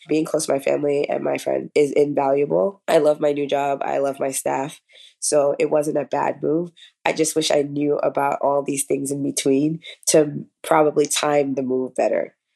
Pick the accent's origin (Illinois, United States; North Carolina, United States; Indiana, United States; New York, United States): New York, United States; moved away as an adult; now in South Florida, United States; I currently practice in South Florida, originally from New York